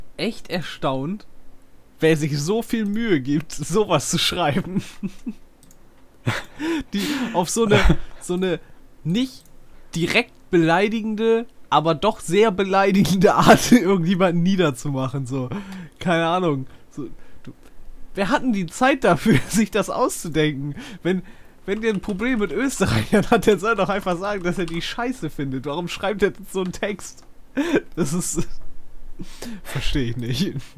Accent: Northern Germany, Germany; bei uns in Norddeutschland gibt es auch schon immer so, so hier Oktoberfest, Bayernwoche und sowas

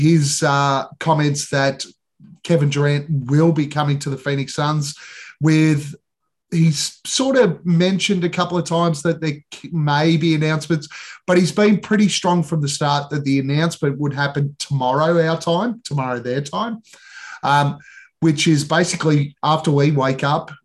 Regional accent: Australia; we're Australian

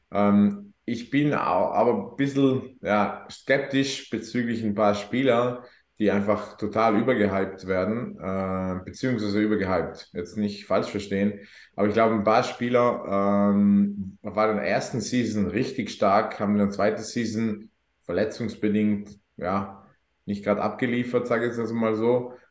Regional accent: South Tyrol, Trentino-Alto Adige, Italy; bin waschechter Südtiroler.

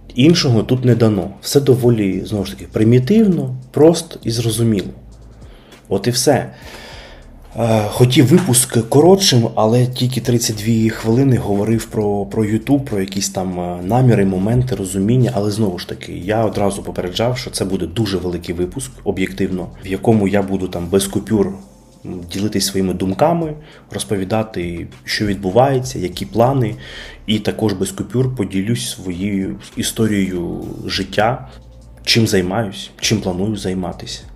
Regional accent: Kyiv, Ukraine; Я народився і виріс в Києві, е, а саме на Печерську

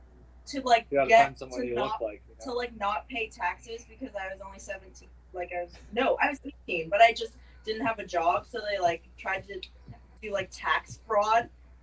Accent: United States; I'm 100% Vietnamese, but I was born in America.

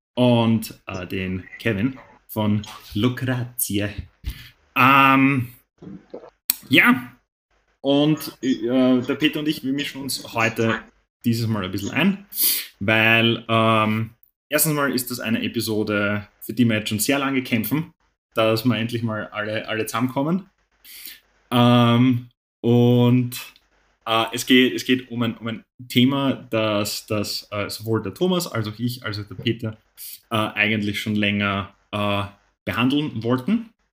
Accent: Netherlands; now in Austria; als Niederländer in Österreich

